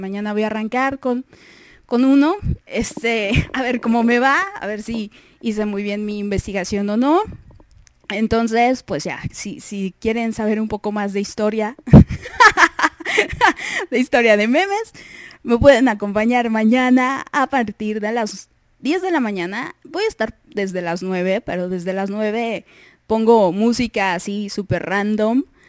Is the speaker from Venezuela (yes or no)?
no; Mexico; soy la mexicana